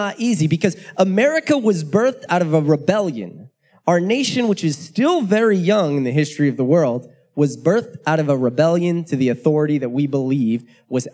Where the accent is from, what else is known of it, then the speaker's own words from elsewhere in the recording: United States; I'm an American. It is deeply rooted in me